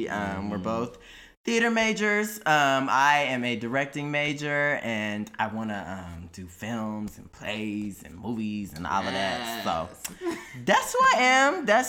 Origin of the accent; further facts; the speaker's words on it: Houston, Texas, United States; moved away as an adult; also born or lived in Indiana; I'm from Houston, Texas. I was born and raised there.